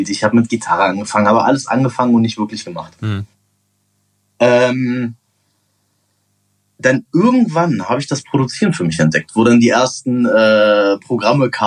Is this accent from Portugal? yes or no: yes; Portugal; now in Germany; Dann bin ich mit zwölf nach Portugal, habe da ein paar Jahre gelebt und weil dann du bin Portugiese bist. Weil ich halt Portugiese bin, genau. Und dann bin ich wieder nach Deutschland gekommen.